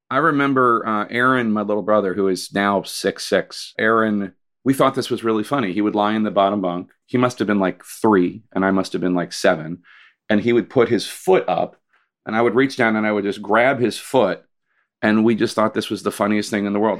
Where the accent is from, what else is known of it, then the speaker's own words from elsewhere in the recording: Philadelphia, Pennsylvania, United States; also born or lived in Staten Island, New York; I'm from Philly